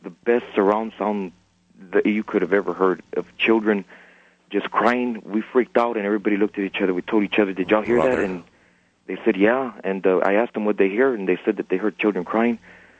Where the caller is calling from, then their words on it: San Antonio, Texas, United States; I'm calling from San Antonio.